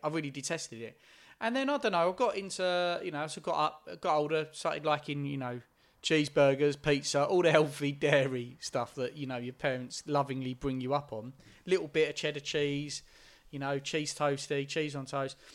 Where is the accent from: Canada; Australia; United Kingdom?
United Kingdom; Essex, East of England; growing up in Essex, mo, m, most of the people I was hanging out with was white.